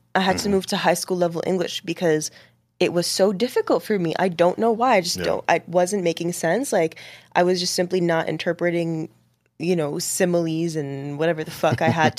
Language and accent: English; Boston, Massachusetts, United States; born there; also born or lived in Washington, D.C. / Lebanon / Dubai; now in New York, United States; I was born in Boston, moved to D.C. Then I moved to Lebanon for 2 years. And then I moved to Dubai for 5 years.